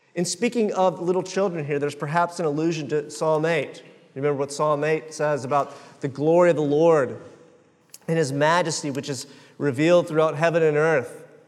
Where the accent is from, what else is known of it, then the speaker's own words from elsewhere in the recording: Jacksonville, Florida, United States; I am from Jacksonville